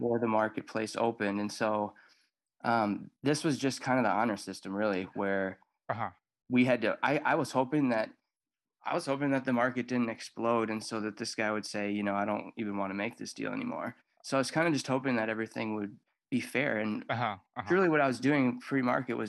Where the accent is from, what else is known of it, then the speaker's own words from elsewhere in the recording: Woodbury, Minnesota, United States; I'm from Woodbury, Minnesota